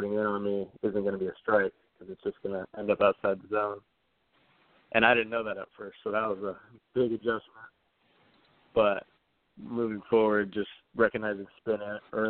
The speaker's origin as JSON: {"language": "English", "region": "Arizona", "country": "United States", "tie": "born or raised there", "said": "I grew up in Arizona my whole life"}